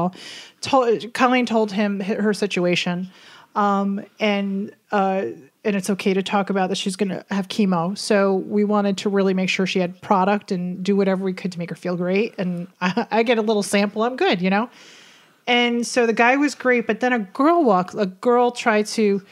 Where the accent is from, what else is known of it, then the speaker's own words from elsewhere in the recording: Hudson Valley, New York, United States; We're from the Hudson Valley